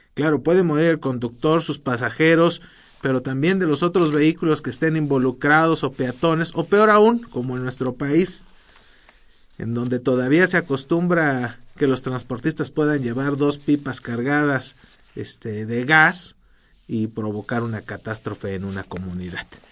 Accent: Mexico

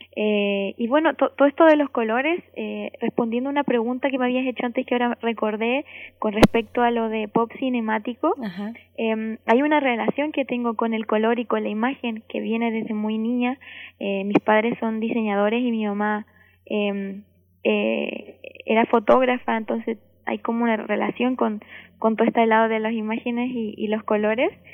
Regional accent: Valdivia, Los Ríos, Chile; Valdivia, mi ciudad natal

